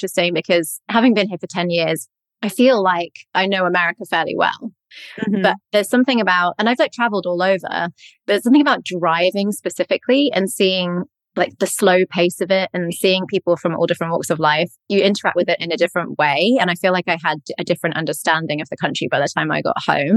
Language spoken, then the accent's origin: English; United Kingdom; moved away as an adult; now in New York, United States; people would obviously hear our accents and because we're British